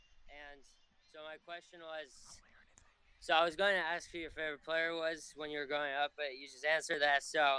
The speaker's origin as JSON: {"language": "English", "town": "Oakland", "region": "California", "country": "United States", "said": "I'm from Oakland."}